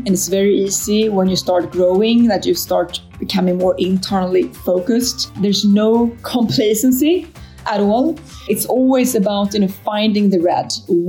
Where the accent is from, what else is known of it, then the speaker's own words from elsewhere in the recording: Sweden; I grew up in Sweden in the 80s.